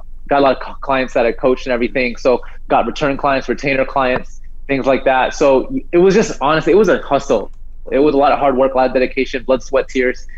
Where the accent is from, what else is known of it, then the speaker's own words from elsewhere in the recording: New Jersey, United States; now in San Diego, United States; I live here in San Diego, so like I grew up in New Jersey